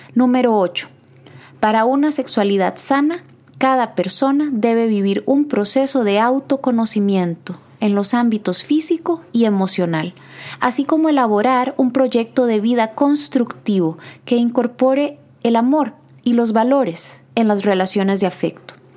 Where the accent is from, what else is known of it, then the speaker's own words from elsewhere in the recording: Costa Rica; Como psicólogos costarricenses